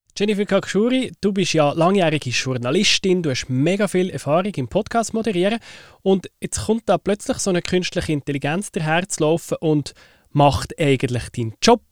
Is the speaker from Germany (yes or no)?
no; Switzerland; Bei uns in der Schweiz